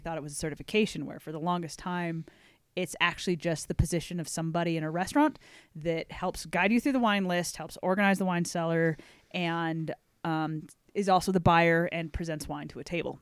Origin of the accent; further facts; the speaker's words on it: Everett, Washington, United States; moved away as an adult; also born or lived in Sequim, Washington / Port Angeles, Washington; I'm originally from outside the Seattle area. So my family, uh, Squim, Port Angeles, which is out on the peninsula by the Olympic Mountains out there